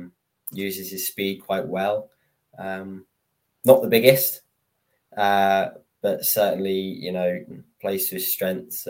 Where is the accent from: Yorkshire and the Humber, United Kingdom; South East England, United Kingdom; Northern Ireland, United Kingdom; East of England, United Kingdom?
South East England, United Kingdom; Woking; moved away as an adult; now in Dundee, United Kingdom; Okay, so I grew up in Woking, which is probably a 10-minute train ride to London